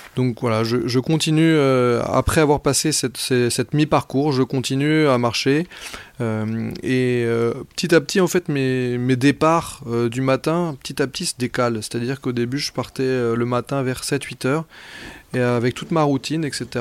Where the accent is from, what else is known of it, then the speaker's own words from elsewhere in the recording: Brittany, France; moved away; je suis breton d'origine